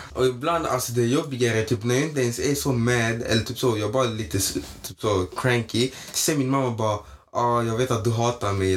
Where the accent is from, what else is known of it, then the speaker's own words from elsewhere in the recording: Malmö, Skåne, Sweden; jag är uppväxt i Nydala i Malmö